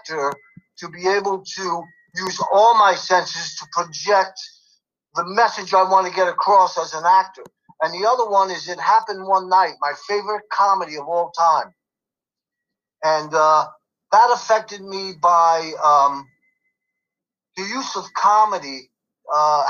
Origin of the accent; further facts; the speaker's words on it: New York City, New York, United States; now in Los Angeles, United States; Brooklyn, New York.